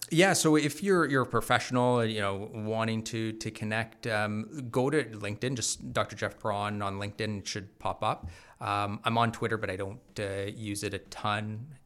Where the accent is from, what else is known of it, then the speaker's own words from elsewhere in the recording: Bowmanville, Ontario, Canada; also born or lived in Mississauga; grew up in Bowmanville